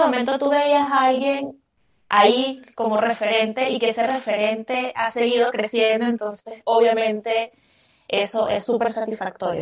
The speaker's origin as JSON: {"language": "Spanish", "country": "Venezuela", "moved": "as an adult", "lives_now": "Chile", "said": "yo me vine de Venezuela. Yo soy venezolana y tengo siete años viviendo acá en Chile"}